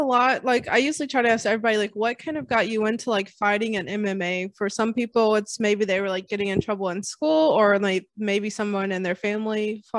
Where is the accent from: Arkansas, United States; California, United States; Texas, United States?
Arkansas, United States; I'm from Arkansas, which is pretty close to Missouri.